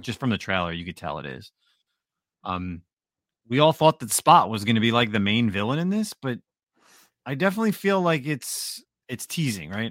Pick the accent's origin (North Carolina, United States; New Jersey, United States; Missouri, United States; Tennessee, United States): New Jersey, United States; I'm from Jersey, I'm white